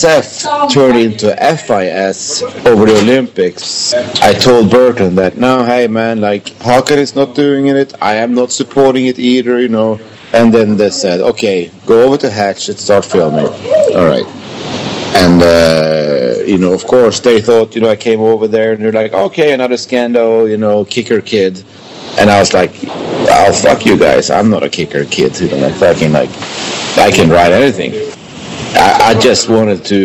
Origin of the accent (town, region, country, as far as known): Sweden; born or raised there